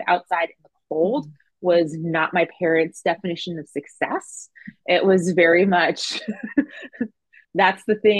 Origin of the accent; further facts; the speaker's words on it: New Jersey, United States; moved away as an adult; also born or lived in North Carolina / San Francisco; I grew up in New Jersey